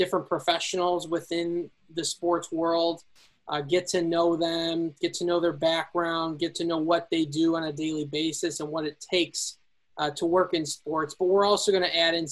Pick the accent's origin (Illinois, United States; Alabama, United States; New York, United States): Illinois, United States; Elburn; also born or lived in Peoria, Illinois; I'm originally from Elburn, Illinois.